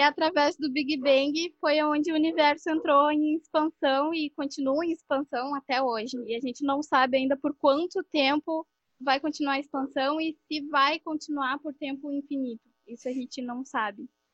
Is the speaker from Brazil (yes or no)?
yes; Guaíba, Rio Grande do Sul, Brazil; eu sou de Guaíba, Rio Grande do Sul